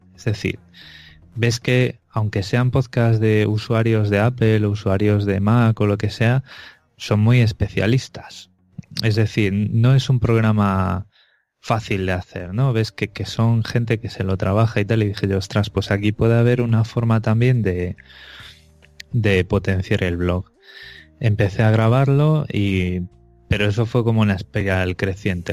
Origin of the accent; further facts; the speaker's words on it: Vigo, Galicia, Spain; moved away; yo realmente soy de Vigo